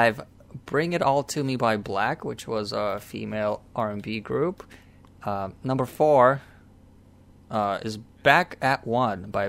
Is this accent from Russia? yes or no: yes; Russia; English is a second language; moved away; when we were back in Russia, except we didn't speak English